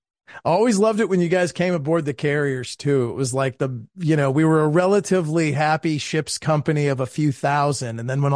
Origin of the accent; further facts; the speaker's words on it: Maryland, United States; I'm from Maryland